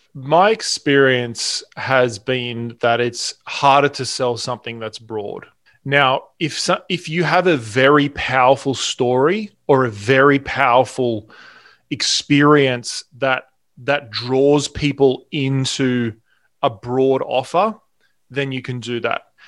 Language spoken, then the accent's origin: English; Australia; accent: Australian; moved away as an adult; now in Newport Beach, United States; you can probably hear in my accent, I'm Australian, but we live in California, in Newport Beach we moved here about three years ago.